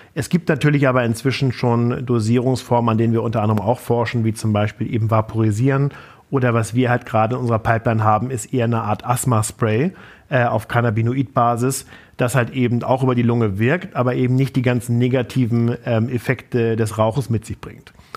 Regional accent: Flensburg, Schleswig-Holstein, Germany; war Vorsitzender der Jungen Union in Flensburg, meiner Heimatstadt

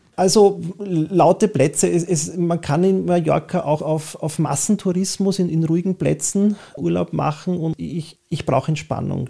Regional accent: Vienna, Austria; typisch wienerisch, von, von … über …, …, da wo ich herkomme, da gehöre ich hin

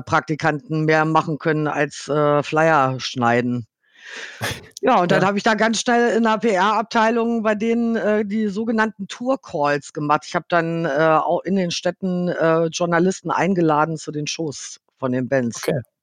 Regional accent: Hanover, Lower Saxony, Germany; moved away as an adult; also born or lived in Dortmund / Los Angeles; Gebürtig, okay. äh, gebürtige Hannoveranerin. Bin in Hannover, ja. äh, habe in Hannover-Linden gewohnt

